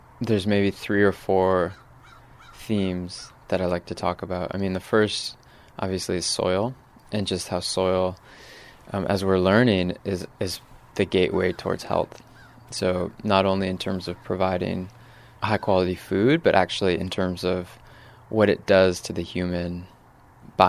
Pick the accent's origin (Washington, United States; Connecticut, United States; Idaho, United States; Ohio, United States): Connecticut, United States; Northwest; moved away as an adult; also born or lived in New York City; now in Hudson Valley, United States; I grew up farming in Northwest Connecticut, about an hour from here.